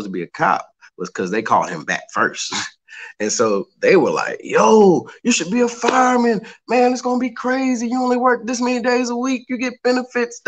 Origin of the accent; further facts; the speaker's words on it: Charlotte, North Carolina, United States; I am originally from Charlotte, North Carolina. I still reside in Charlotte, North Carolina.